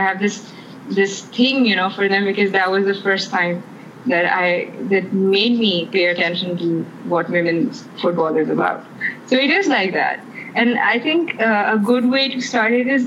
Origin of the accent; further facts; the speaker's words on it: Pakistan; Growing up in Pakistan, you'd see all of those matches on PTV